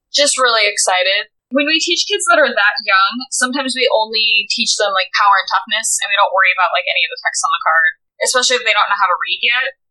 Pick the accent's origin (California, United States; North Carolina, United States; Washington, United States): Washington, United States; about an hour outside of Spokane, eastern; moved away as an adult; now in Seattle, United States; I grew up in rural America, uh, in eastern Washington, actually, about an hour outside of Spokane.